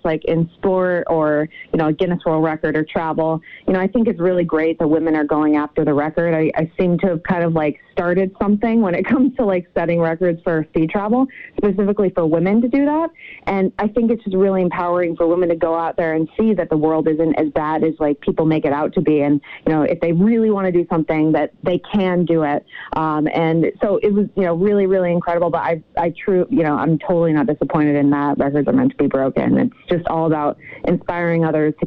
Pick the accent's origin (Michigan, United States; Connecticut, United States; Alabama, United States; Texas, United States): Connecticut, United States; I'm from Connecticut originally.